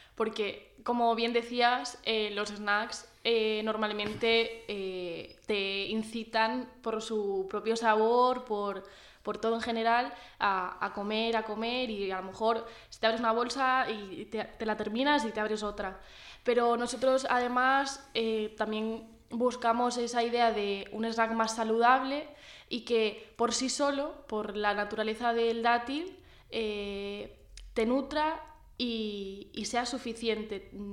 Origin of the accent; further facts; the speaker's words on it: Orihuela, Valencian Community, Spain; yo soy de Orihuela